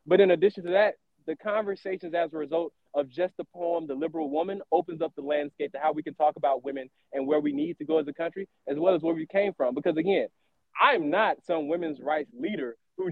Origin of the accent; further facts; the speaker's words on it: the South, United States; I'm from the South, and I am a Southern gentleman, and I'm from the South